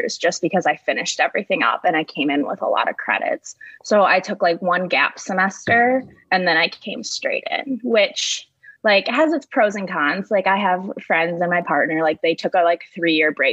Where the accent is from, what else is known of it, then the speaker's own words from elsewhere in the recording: Michigan, United States; I grew up in Michigan, about 30 minutes away from East Lansing, but not towards the west